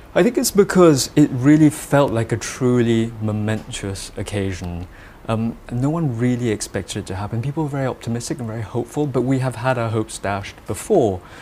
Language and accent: English; Malaysia; moved away; I have a particular point of view that I feel captures a sense of being Malaysian, being Malaysian of Chinese origin.